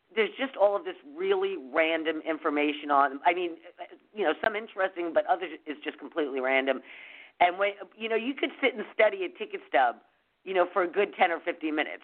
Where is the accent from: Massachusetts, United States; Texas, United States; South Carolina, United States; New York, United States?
New York, United States; moved away; growing up in New York